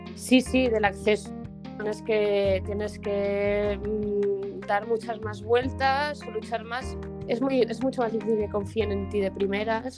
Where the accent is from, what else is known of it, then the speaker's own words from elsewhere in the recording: Barcelona, Catalonia, Spain; moved away as an adult; now in Madrid, Spain; nací en Madrid, en realidad yo, eh, pero muy pequeñita me fui a Barcelona